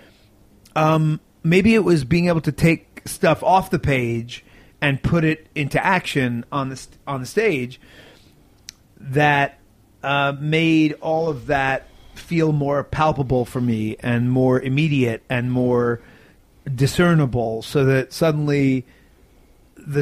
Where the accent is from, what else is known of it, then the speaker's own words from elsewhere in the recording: New York City, New York, United States; I'm from New York City. It's an hour and a half away